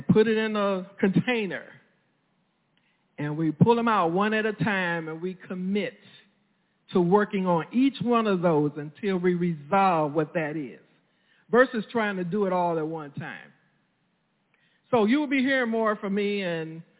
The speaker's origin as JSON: {"language": "English", "town": "St. Louis", "region": "Missouri", "country": "United States", "tie": "born or raised there", "said": "growing up in North St. Louis City"}